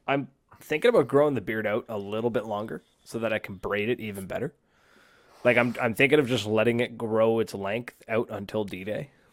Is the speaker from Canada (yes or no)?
yes; Canada; It's made in my hometown